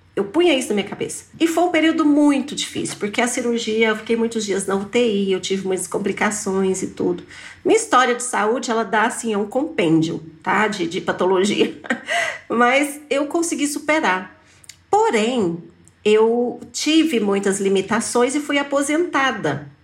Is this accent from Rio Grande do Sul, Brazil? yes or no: no; Pires do Rio, Goiás, Brazil; morei com ela lá em Pires do Rio, que é a minha cidade natal, muitos anos